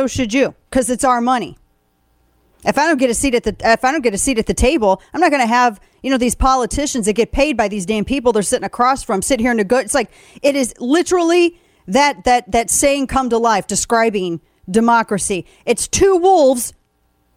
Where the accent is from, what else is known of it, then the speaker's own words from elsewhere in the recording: the Ozarks, Missouri, United States; now in Texas, United States; I'm from the Ozarks